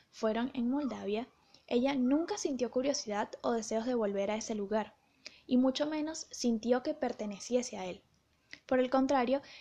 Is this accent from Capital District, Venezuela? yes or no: yes; Caracas, Capital District, Venezuela; tuve mucho interés por leer sobre mi ciudad natal en los años 50, 60, 70, 80, porque Caracas era una ciudad llena de vida, prosperidad y belleza